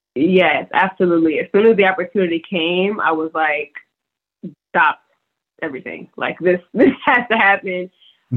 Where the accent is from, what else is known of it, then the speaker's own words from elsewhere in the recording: Decatur, Georgia, United States; moved away as an adult; also born or lived in Lithonia, Georgia; now in Los Angeles, United States; Decatur, Georgia, Lithonia. That was where I was born and raised.